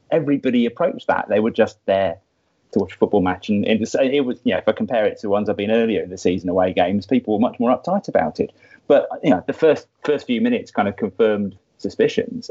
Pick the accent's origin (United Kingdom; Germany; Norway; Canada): United Kingdom; Somerset Levels, South West England; also born or lived in Dorset; a boy growing up in the Somerset Levels in the 1970s